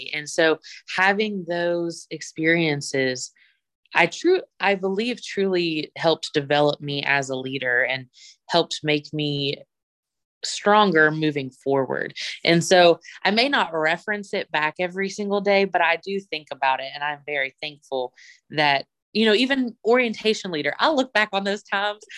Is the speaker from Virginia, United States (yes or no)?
yes; Bluefield, Virginia, United States; moved away as an adult; I, am from Bluefield, Virginia